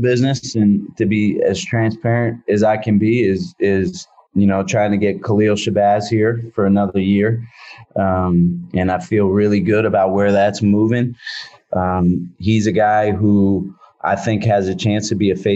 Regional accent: Philadelphia, Pennsylvania, United States; moved away as an adult; now in San Francisco, United States; growing up in Philadelphia, I appreciate and love everything about being in a metropolitan area

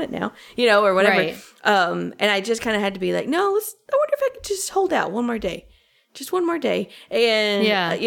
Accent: Knoxville, Tennessee, United States; accent: southern; moved away; I was back in Knoxville for the weekend, so I got to back in my southern accent

